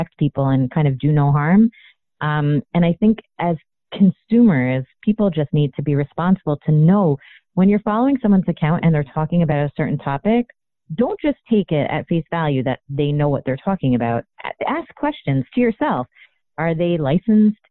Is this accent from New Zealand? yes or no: no; Toronto, Ontario, Canada; I grew up in Toronto, Canada